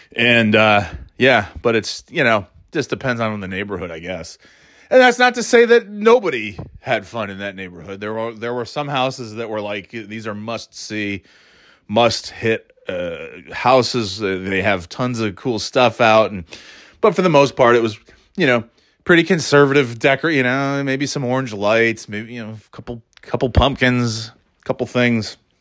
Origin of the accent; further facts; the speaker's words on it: New York, United States; moved away as an adult; now in New England, United States; my thirty years growing up in New York